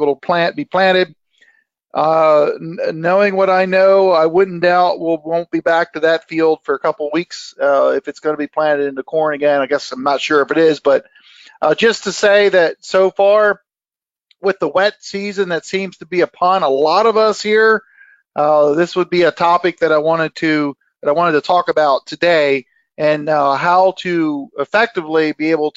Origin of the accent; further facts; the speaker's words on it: Pennsylvania, United States; That's where I'm from. Of course, I gotta brag in my home state